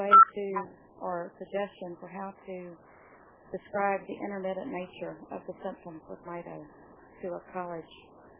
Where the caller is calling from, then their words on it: Georgia, United States; I'm calling from Georgia